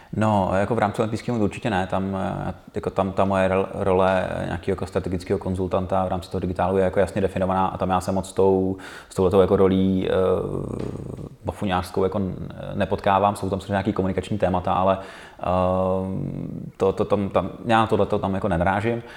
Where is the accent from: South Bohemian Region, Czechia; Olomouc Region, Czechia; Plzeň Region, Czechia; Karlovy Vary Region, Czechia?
Karlovy Vary Region, Czechia; Karlovy Vary; moved away as an adult; now in Prague, Czech Republic; Já jsem původem z Karlových Varů a, a tam je, je to jako malý město